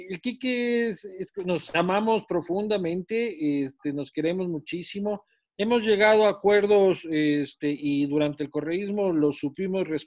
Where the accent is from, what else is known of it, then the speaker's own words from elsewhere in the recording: Quito, Pichincha, Ecuador; porque soy pues, de Quito.